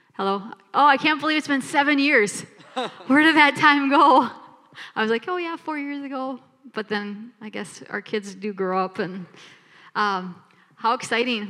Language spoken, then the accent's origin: English; Minneapolis, Minnesota, United States; now in Bismarck, United States; we are from Minneapolis, Minnesota